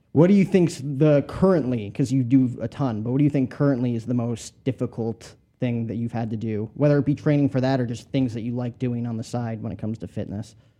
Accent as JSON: {"language": "English", "region": "New Jersey", "country": "United States", "tie": "born or raised there", "said": "I grew up in Jersey, so not that far from you."}